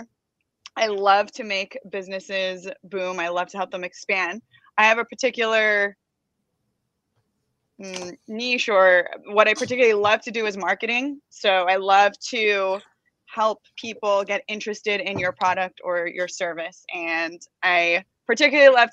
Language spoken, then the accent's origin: English; Los Angeles, California, United States; I'm from Los Angeles, but I'm half Persian, half Filipino. So that's my background, but born and raised in the United States